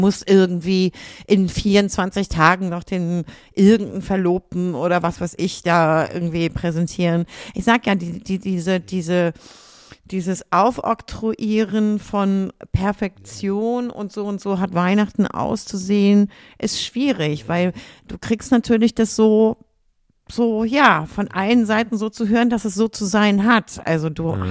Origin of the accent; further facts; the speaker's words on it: Lüneburg, Lower Saxony, Germany; Ich bin in Lüneburg geboren worden. Okay. So, da bin ich auch die ersten Jahre aufgewachsen und dann irgendwann ähm, mit meinen Eltern halt zu meinen Großeltern mit quasi im Haus, wie man, wie man das so hat, ne, mhm. auf dem Dorf